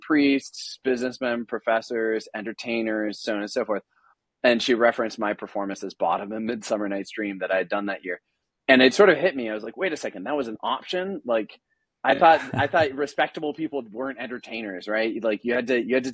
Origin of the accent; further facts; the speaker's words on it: Washington, District of Columbia, United States; also born or lived in Grand Manan Island, Canada; I grew up in Washington, D.C., surrounded by this like really thick Catholic academic ethos